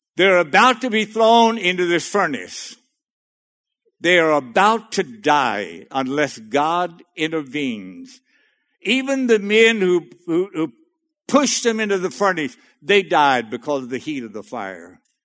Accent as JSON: {"language": "English", "area": "Cajun", "region": "Louisiana", "country": "United States", "said": "I'm a Cajun boy in the middle of that North Dakota state"}